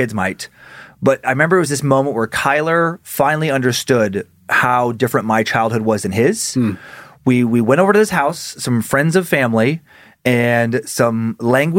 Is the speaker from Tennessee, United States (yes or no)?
no; Riggins, Idaho, United States; moved away; my hometown